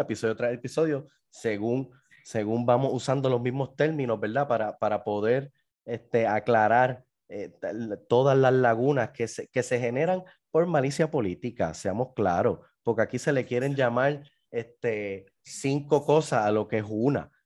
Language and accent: Spanish; Puerto Rico; somos los puertorriqueños